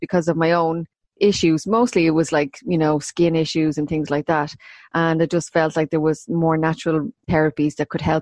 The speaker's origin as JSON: {"language": "English", "town": "Maynooth", "region": "County Kildare", "country": "Ireland", "tie": "born or raised there", "also_born_or_lived": "London / Dublin", "moved": "as an adult", "said": "I'm from Maynooth, born and bred, and I have lived away from Maynooth probably more than I've lived in it now at this stage of my life"}